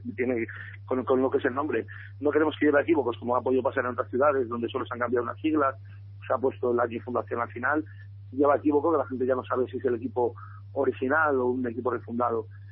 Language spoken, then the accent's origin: Spanish; Salamanca, Castile and León, Spain; es nuestra ciudad